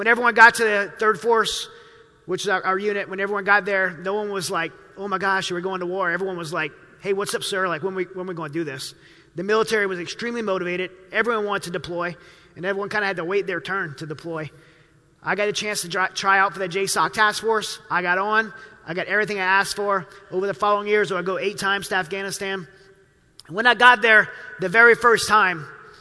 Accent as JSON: {"language": "English", "region": "Louisiana", "country": "United States", "tie": "born or raised there"}